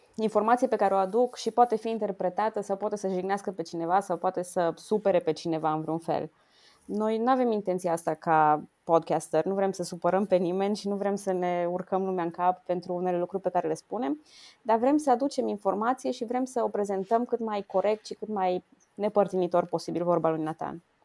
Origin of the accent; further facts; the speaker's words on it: Romania; ca româncă